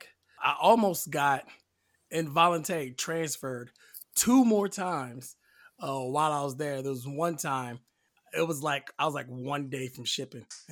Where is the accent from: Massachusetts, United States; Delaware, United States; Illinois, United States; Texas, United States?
Delaware, United States; Then I switched to like a chemical unit in Delaware, my home state.